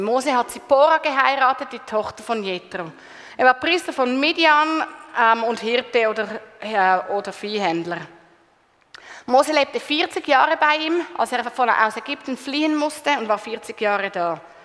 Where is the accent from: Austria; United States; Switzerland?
Switzerland; bei uns in der Schweiz